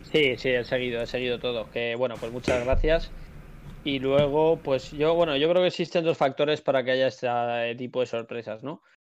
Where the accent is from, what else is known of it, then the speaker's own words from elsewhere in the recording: Alcobendas, Community of Madrid, Spain; yo es que soy de Alcobendas, además. Entonces, yo he estado en varios colegios, tengo muchísimos amigos por la zona